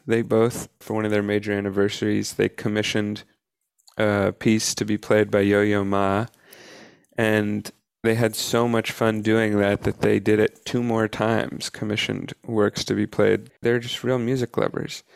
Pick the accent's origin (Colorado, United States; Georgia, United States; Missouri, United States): Georgia, United States; Atlanta; when I was in elementary school in Atlanta, I went to Atlanta Public Schools